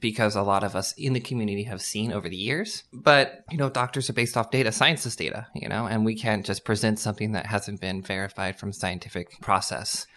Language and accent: English; Madera, California, United States; also born or lived in Fresno, California / San Diego, California; I grew up in Madera, California, then I moved to Fresno.